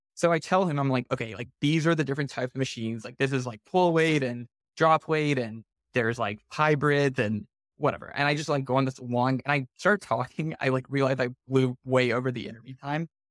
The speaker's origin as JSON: {"language": "English", "town": "Houston", "region": "Texas", "country": "United States", "tie": "born or raised there", "said": "I grew up in Houston in the suburb called Clear Lake"}